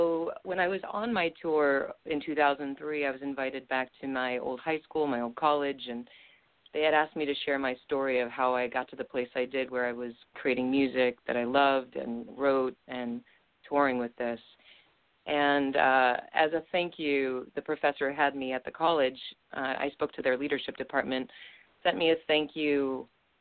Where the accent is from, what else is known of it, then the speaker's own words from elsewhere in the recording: Littleton, Colorado, United States; moved away as an adult; now in New York City, United States; I was raised in Littleton, Colorado